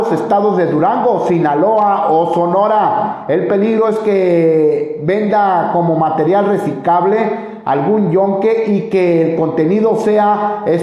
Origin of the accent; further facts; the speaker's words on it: Guatemala; moved away as an adult; ¿De dónde eres? Soy de Guatemala. De Guatemala.